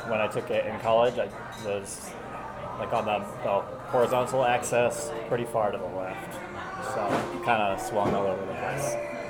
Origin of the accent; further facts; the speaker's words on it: Seattle, Washington, United States; now in Idaho, United States; I was radically against hunting when I was from Seattle. And then moving out to Idaho, where, you know, everybody hunts and my roommates hunted